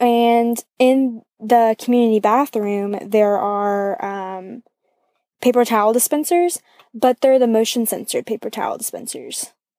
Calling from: Athens, Georgia, United States; I'm calling from Athens, Georgia.

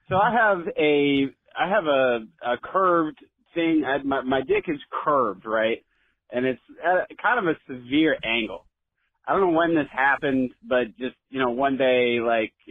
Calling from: United States; Hi, Dr. Jeans. … from Washington.

